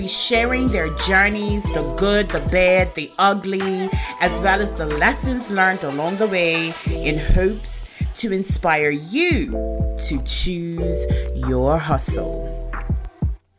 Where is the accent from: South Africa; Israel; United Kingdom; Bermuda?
Bermuda; we're both from Bermuda